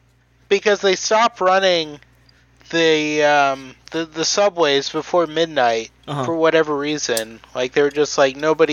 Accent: Florida, United States; moved away; also born or lived in Shanghai, China; I'm from Florida

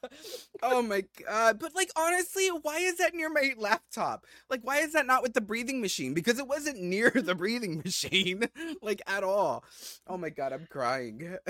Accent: Philippines; we're both Filipino

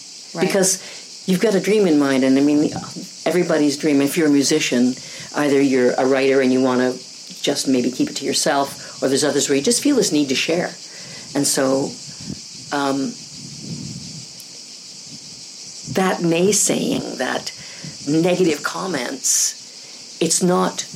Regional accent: Winnipeg, Manitoba, Canada; growing up in Winnipeg, Manitoba, mm-hmm. Canada.

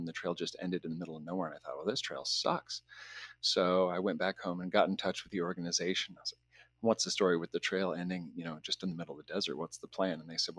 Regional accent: Owens Valley, California, United States; now in Tucson, United States; So I was born in the Owens Valley, Payuhunadu, it's called in the Owens Valley language.

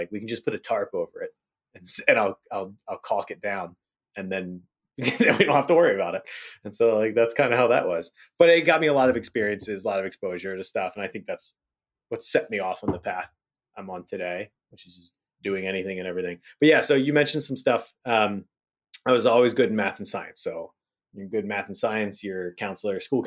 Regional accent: Hagerstown, Maryland, United States; I grew up in Western Panhandle of Maryland, a little place called Hagerstown, Hickersville, Hagersbush

